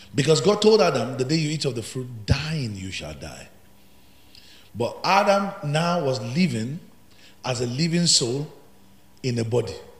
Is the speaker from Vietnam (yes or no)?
no; Ekiti, Nigeria; I'm from Ekiti, where you have the highest professors, intellectuals